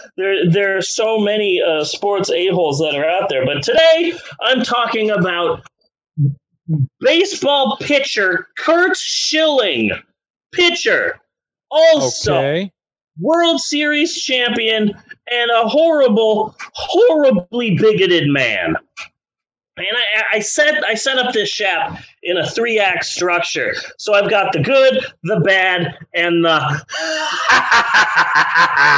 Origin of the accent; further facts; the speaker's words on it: Prescott, Arizona, United States; also born or lived in Phoenix, Arizona; That's where I was born, in the small town of Prescott, Arizona